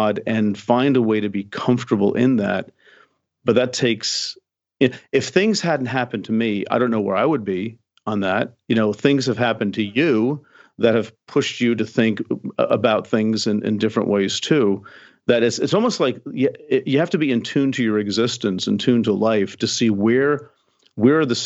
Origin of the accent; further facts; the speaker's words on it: United States; I'm an American male